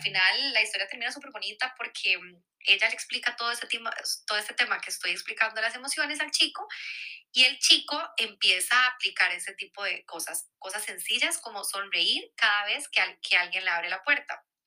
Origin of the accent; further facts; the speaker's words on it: Costa Rica; moved away as an adult; now in Barcelona, Spain; soy de Costa Rica y ahí como que estamos muy acostumbrados